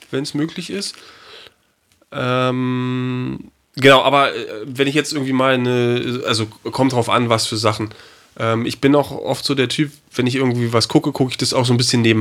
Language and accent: German; Berlin, Germany; now in Bavaria, Germany; Das würde ich als {S2} Berliner, also gut, ich lebe jetzt schon ein paar Jahre hier in Bayern